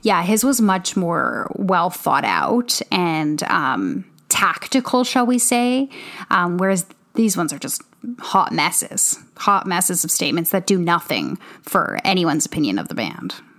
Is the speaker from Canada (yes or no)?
yes; Canada; moved away; we're Canadian. We, you know, we're living, we were living, I mean, I was living in Canada the majority of the time